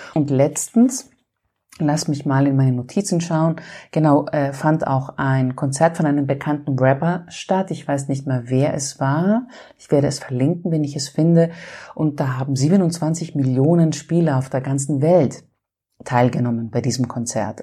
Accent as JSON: {"language": "German", "country": "Greece", "said": "Und ich bin ja Griechin"}